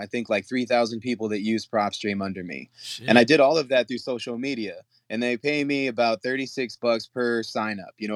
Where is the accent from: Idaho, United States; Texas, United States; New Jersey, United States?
Texas, United States; San Antonio; I'm from San Antonio.